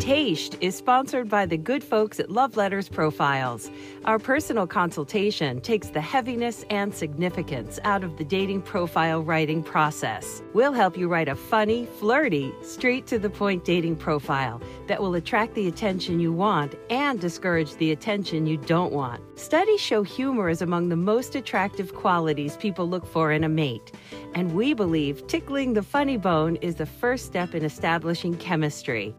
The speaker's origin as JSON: {"language": "English", "town": "Wexford", "region": "Leinster", "country": "Ireland", "accent": "Wexford", "moved": "yes", "lives_now": "United States", "said": "I'm essentially an American with a with a Wexford accent"}